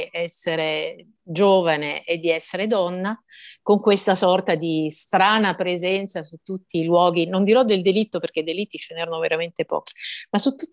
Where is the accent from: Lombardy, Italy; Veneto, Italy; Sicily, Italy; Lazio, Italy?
Sicily, Italy; Messina; moved away as an adult; also born or lived in Palermo / Rome; io sono nata a Messina, come lei diceva, sono cresciuta là, eh, me ne sono andata a 21 anni dalla città perché, per andare a fare il giornalismo, insomma, prima a Palermo, poi a Roma.